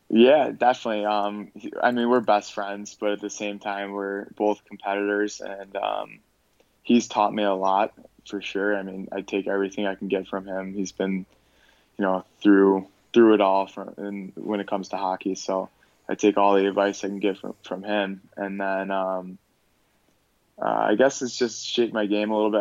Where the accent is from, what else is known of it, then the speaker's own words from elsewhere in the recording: Park Ridge, Illinois, United States; moved away as an adult; now in Madison, United States; I grew up in Park Ridge, Illinois